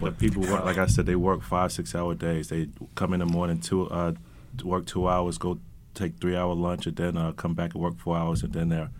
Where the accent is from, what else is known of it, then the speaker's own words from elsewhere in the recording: New York City, New York, United States; moved away as an adult; also born or lived in Greece; I was born and raised in Flatbush, Brooklyn.